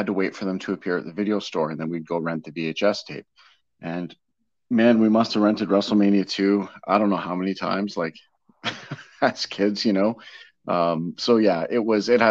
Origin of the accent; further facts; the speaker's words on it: Hamilton, Ontario, Canada; I was born in 76 in Hamilton, Ontario